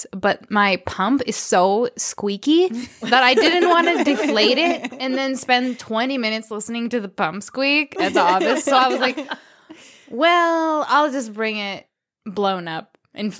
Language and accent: English; Minnesota, United States; moved away as an adult; now in Nepal; I grew up in Minnesota in a small rural northern town